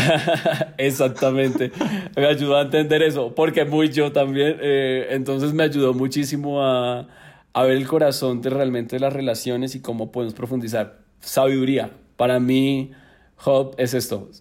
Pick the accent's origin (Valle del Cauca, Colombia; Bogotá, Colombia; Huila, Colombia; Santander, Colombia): Huila, Colombia; Neiva; born or raised there; moved away as an adult; now in Bogotá, Colombia